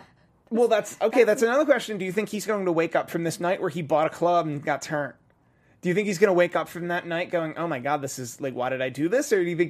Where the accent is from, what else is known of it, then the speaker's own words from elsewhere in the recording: Philadelphia, Pennsylvania, United States; Speaking as a Philadelphian